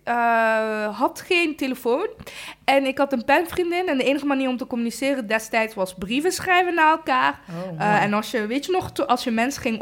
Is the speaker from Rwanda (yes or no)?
yes; Rwanda; En eigenlijk een groot gedeelte van ehm, de plek waar mijn ouders vandaan komen in Rwanda. Ik kom uit Rwanda.